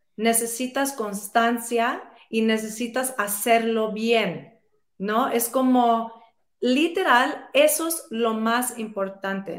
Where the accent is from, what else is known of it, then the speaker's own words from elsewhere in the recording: New York City, New York, United States; yo crecí en Nueva York, eh, soy puertorriqueña